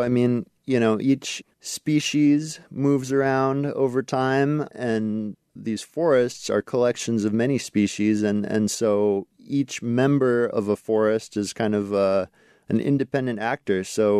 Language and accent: English; Alaska, United States; Yeah, so where I grew up in Alaska, black spruce was kind of characteristic